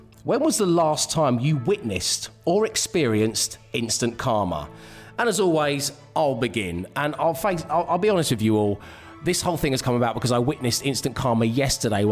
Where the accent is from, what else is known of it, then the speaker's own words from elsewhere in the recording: London, United Kingdom; Now, I live in London. I'm a Londoner